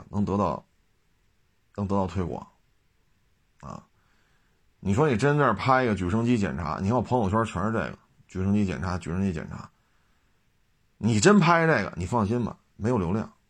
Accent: Beijing, China; 我们北京人叫不上班去，好家伙！我说这他妈真给北京人丢脸啊！

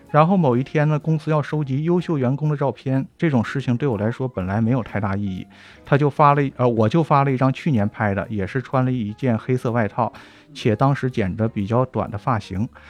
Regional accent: Northeast China, China; 因为我是东北人

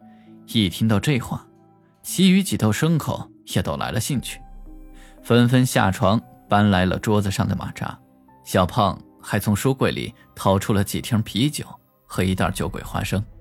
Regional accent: Chongqing, China; 大家都知道，我是重庆人。重庆这个地方，说实话，那是真邪性。

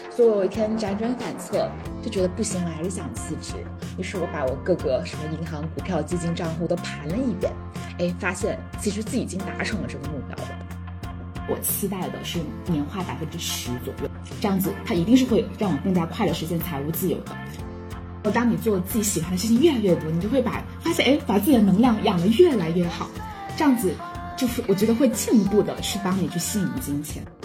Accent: Guangdong, China; 我是广东人

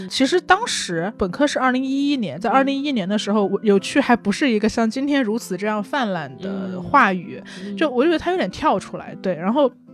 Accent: Changsha, Hunan, China; now in Beijing, China; 我长沙人

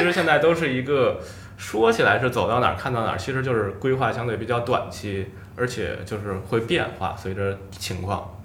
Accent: Beijing, China; 我们就出生在北京

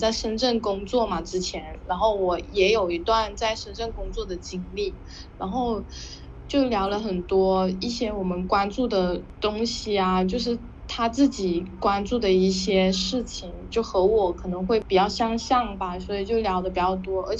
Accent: China; first language Hakka; 但其实他我的母语不是不是粤语，是客家话。

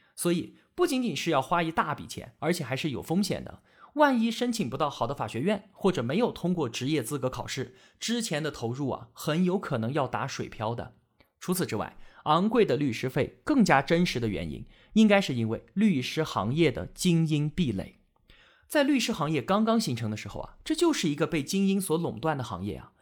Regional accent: China; 我们中国人

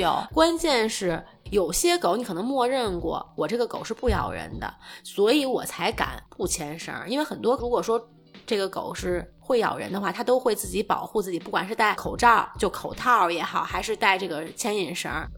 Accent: China; 因为我也是中国人

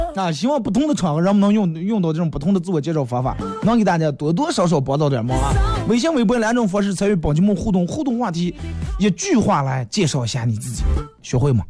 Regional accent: Bayannur, Inner Mongolia, China; 我来自内蒙古白杨道二梁河区

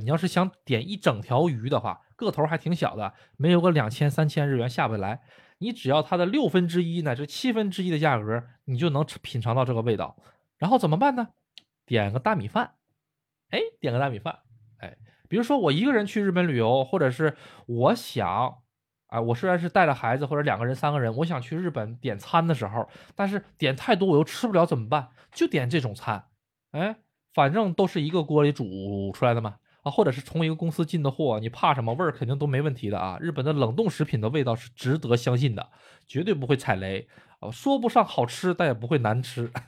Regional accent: Northeast China, China; now in Japan; 咱们东北人说的膏儿哈

